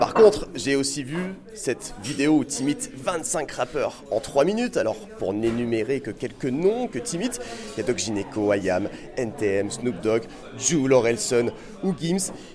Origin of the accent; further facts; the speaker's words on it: Sens, Bourgogne-Franche-Comté, France; moved away; tu viens de la même terre natale que moi, tu es bourguignon